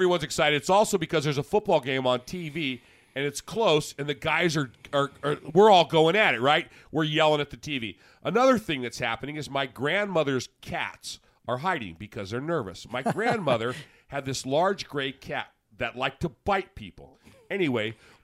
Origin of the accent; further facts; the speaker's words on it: Las Vegas, Nevada, United States; also born or lived in Indianapolis, Indiana; while I am from Indianapolis, I was actually raised in Las Vegas